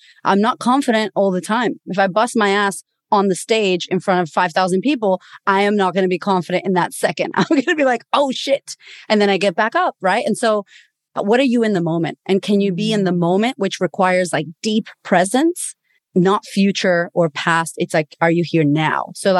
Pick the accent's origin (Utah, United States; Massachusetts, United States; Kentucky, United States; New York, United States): Massachusetts, United States; Boston; moved away as an adult; now in Australia; I'm originally from Boston, Massachusetts. I'm Puerto Rican. one of only two Puerto Ricans in Australia.